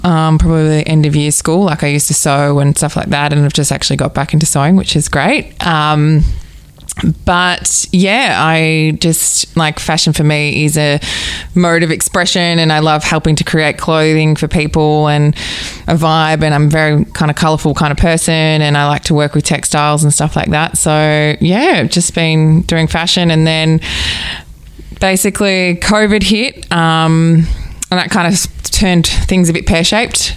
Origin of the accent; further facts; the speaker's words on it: Mornington Peninsula, Victoria, Australia; I'm from the Mornington Peninsula. I grew up down here and sort of I've always gravitated back here.